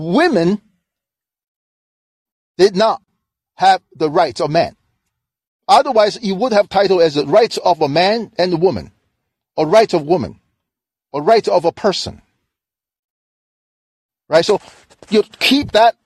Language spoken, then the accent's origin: English; China; now in United States; I'm from China.